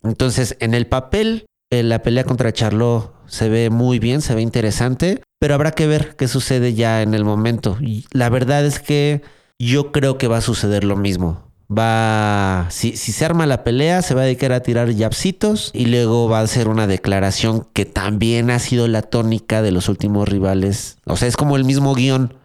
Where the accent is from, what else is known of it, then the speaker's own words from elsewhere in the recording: Mexico; para mí como mexicano